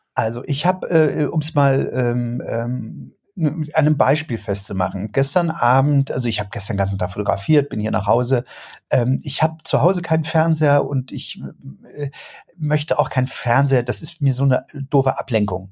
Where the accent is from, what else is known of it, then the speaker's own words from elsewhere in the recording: Germany; wir in Deutschland